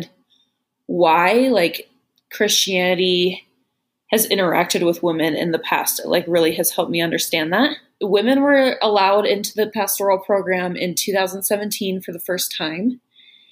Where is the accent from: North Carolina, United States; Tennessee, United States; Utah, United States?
Utah, United States; Salt Lake City; moved away as an adult; now in Chicago, United States; I am from Salt Lake City, Utah, but now I live in Chicago